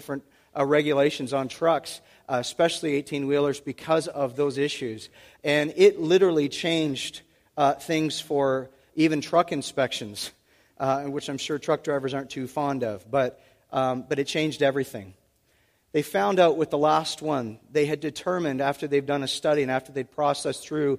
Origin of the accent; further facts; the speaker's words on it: Oshawa, Ontario, Canada; I'm from Oshawa, born and raised from the Schwa